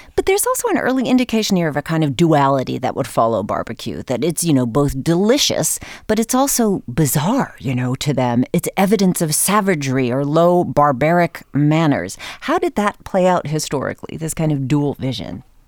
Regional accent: New Hampshire, United States; moved away; growing up in New Hampshire

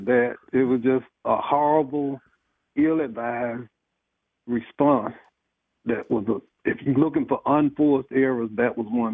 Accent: Athens, Georgia, United States; I grew up in Athens, I was a legislator

